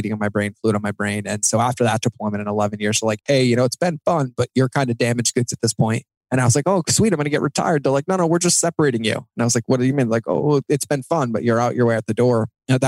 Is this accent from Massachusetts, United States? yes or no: yes; Massachusetts, United States; I grew up in Massachusetts to parents who loved me immensely